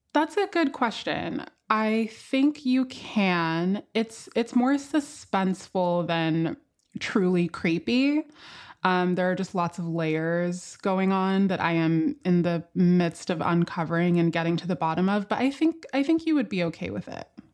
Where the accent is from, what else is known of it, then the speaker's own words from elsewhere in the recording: Miami, Florida, United States; now in Philadelphia, United States; Coming from Miami, where I grew up